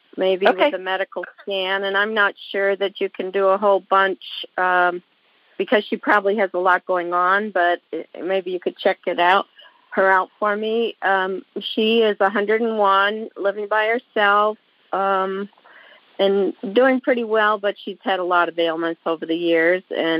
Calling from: Alaska, United States; I'm calling from Alaska.

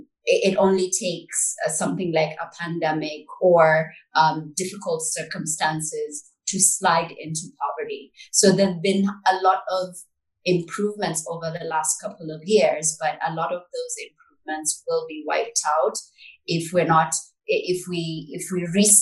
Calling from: Nairobi, Kenya; I'm joining you from Nairobi

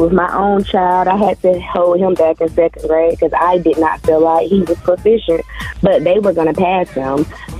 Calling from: North Carolina, United States; I'm calling from North Carolina.

